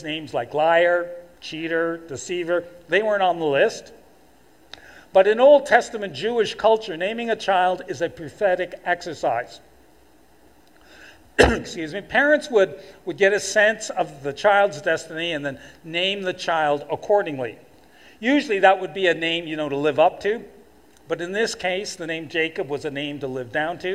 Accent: Toronto, Ontario, Canada; moved away as an adult; now in Fort McMurray, Canada; as a kid and young adult growing up in Toronto

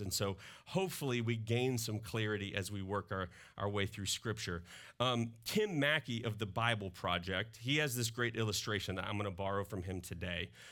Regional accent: Mississippi, United States; now in Northwest Arkansas, United States; I grew up in Mississippi and that comes through in my accent

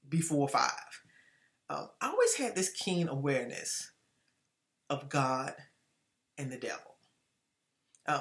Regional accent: Washington, District of Columbia, United States; I grew up in Washington, D.C., and I am the fifth of six children

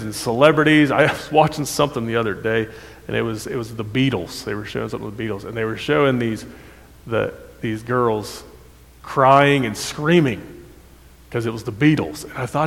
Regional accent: Ohio, United States; moved away as an adult; also born or lived in Kentucky; I was from Ohio

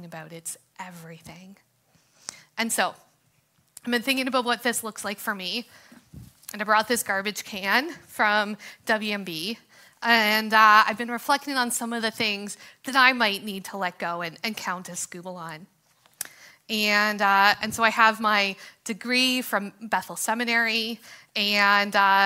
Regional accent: Canada; freedoms and opportunities that we have as Canadians

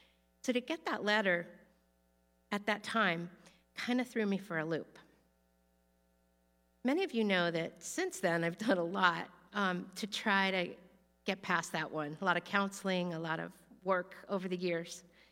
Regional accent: Florida, United States; I thought that I only got in because I was from Florida and a woman, and maybe because some relatives had gone there.

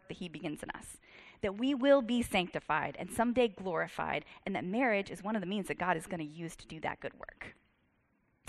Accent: Virginia, United States; I'm from Virginia

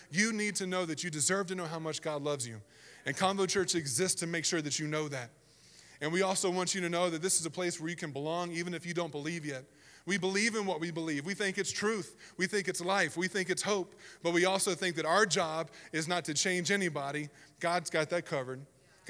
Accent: the South, United States; moved away; I grew up in the South, and it was different over there

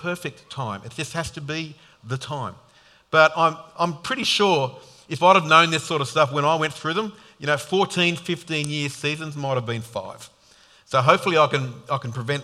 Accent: Sydney, New South Wales, Australia; now in Queensland, Australia; I grew up in Sydney

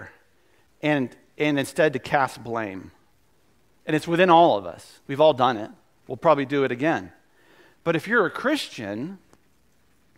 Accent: the South, United States; we're from the South

